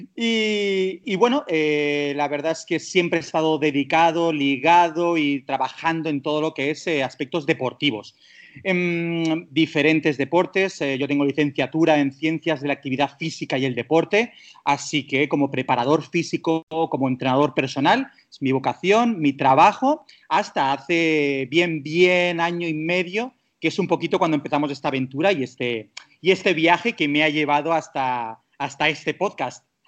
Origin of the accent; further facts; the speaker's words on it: Castelldefels, Catalonia, Spain; moved away; also born or lived in Dubai; soy de Barcelona, nacido, criado, no de Barcelona ciudad, soy de Castelldefels